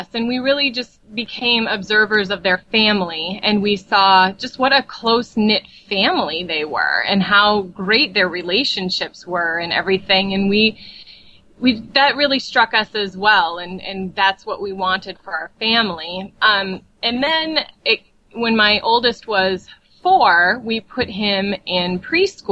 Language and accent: English; Burnsville, Minnesota, United States; I am from Burnsville, which is a suburb of Minneapolis, Minnesota.